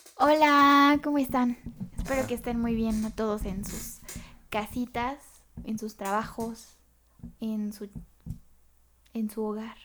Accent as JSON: {"language": "Spanish", "country": "Mexico"}